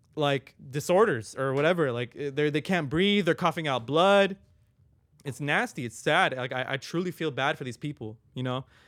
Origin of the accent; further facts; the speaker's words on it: Long Beach, California, United States; I was born in Long Beach City. I lived in North Long Beach for, like, a good amount of my life